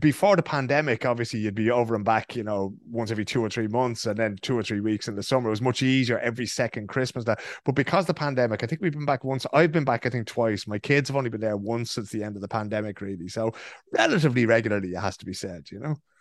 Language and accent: English; Ireland; now in Sweden; growing up in Ireland